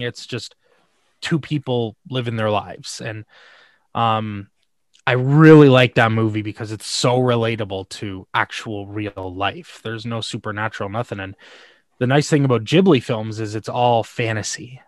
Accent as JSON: {"language": "English", "country": "Canada", "said": "I'm from Canada"}